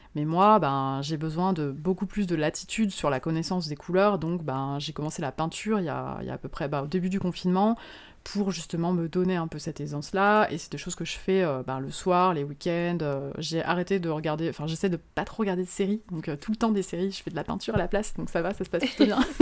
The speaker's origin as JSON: {"language": "French", "area": "Moselle", "region": "Grand Est", "country": "France", "also_born_or_lived": "Luxembourg", "moved": "yes", "lives_now": "Lyon, France", "said": "je suis originaire de Moselle, donc je euh, c'est vraiment à l'est de la France, à la frontière du Luxembourg au départ"}